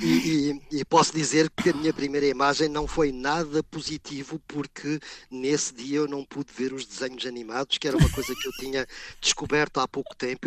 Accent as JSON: {"language": "Portuguese", "town": "Murça", "region": "Vila Real District", "country": "Portugal", "tie": "born or raised there", "also_born_or_lived": "Africa / Candedo / Mirandela", "moved": "as an adult", "lives_now": "France", "said": "eu sou do Conselho de Mursa"}